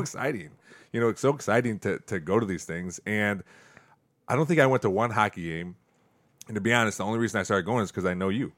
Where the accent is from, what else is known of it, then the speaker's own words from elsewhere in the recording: Perrysburg, Ohio, United States; I'm from Perrysburg